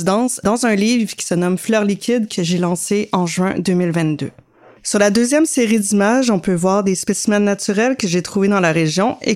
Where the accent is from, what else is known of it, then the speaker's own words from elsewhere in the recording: Carleton-sur-Mer, Quebec, Canada; now in Montreal, Canada; Je suis originaire de Carleton-sur-Mer et je vis à Montréal.